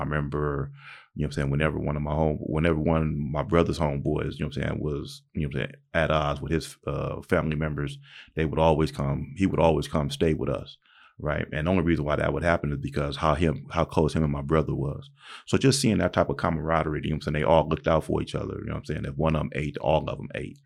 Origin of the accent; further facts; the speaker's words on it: Pomona, California, United States; also born or lived in Palm Springs, California; I was actually born and raised in Pomona, California